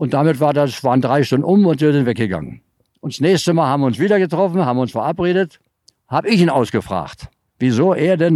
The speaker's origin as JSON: {"language": "German", "region": "Brandenburg", "country": "Germany", "tie": "born there", "said": "weil ich da geboren bin im Mark"}